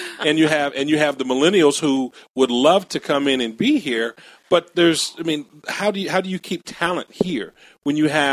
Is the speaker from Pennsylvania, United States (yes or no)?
no; Akron, Ohio, United States; Well, I mean, I'm from Akron.